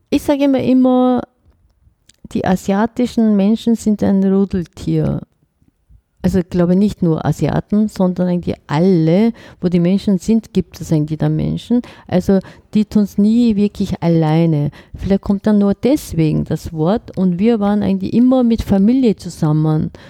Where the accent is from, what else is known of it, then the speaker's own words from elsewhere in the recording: South Korea; now in Germany; ich komme doch nicht aus Nordkorea, ich bin aus Südkorea, hallo.